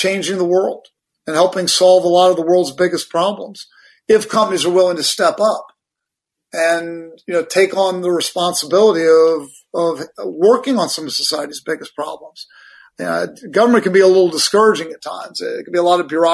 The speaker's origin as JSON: {"language": "English", "region": "Virginia", "country": "United States", "tie": "born or raised there", "said": "I grew up in Virginia."}